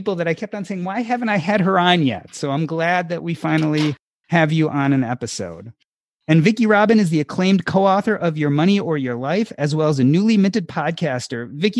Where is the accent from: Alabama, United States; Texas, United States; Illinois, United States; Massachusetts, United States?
Illinois, United States; Evanston; moved away as an adult; also born or lived in Michigan; So growing up in Evanston, Illinois, I lived close to Black people. I lived close to Hispanic people.